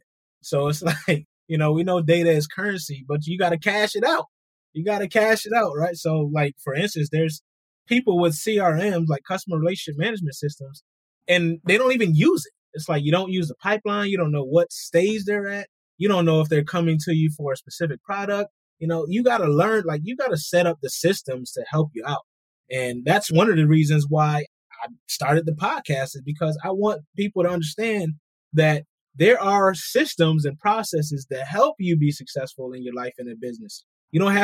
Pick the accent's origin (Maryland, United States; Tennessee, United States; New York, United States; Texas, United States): New York, United States; Rochester; I'm from Rochester, New York